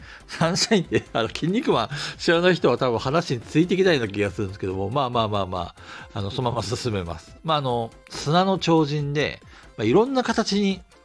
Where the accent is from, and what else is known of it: Asahikawa, Hokkaido, Japan; born or raised there; moved away as an adult; also born or lived in Tokyo